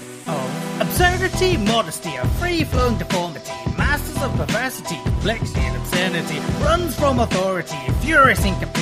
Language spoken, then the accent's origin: English; United Kingdom; I'm British